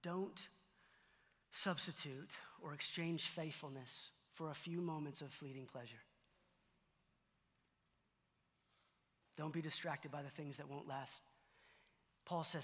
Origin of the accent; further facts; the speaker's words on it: Allen, Texas, United States; I'm from Allen, Texas